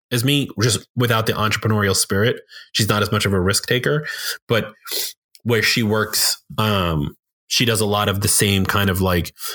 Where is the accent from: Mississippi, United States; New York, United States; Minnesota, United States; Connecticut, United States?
New York, United States; I'm from New York and I get called out for being in New York, and some people will say, oh, he talked too fast